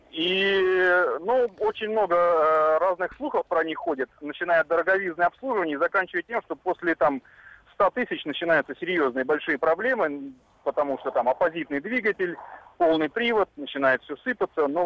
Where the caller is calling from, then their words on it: Saint Petersburg, Russia; я из Санкт-Петербурга.